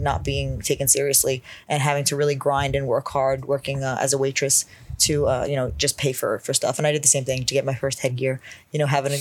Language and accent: English; New York City, New York, United States; moved away as an adult; also born or lived in California; now in Florida, United States; I'm from the Bronx, New York, born and raised